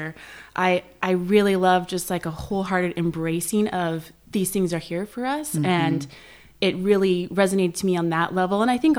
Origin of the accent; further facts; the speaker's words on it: San Jose, California, United States; San Jose.